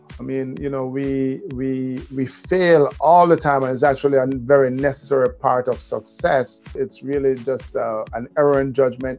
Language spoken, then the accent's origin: English; Kingston, Jamaica; now in New York, United States; So I grew up in Jamaica. And I live in New York, and whenever I speak, I go, I'm from Jamaica, the really nice one, not the one in New York.